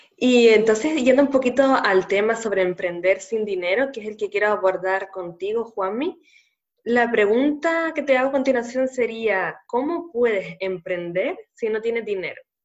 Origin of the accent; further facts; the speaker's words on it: Canary Islands, Spain; nacida en Canarias